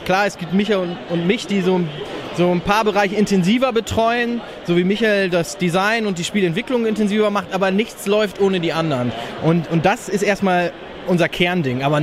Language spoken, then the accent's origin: German; Northern Germany, Germany; Und wir kommen ja aus dem Norden